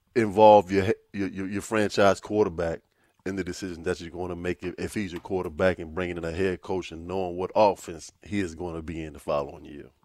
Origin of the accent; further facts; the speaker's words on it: Virginia Beach, Virginia, United States; I'm from Virginia Beach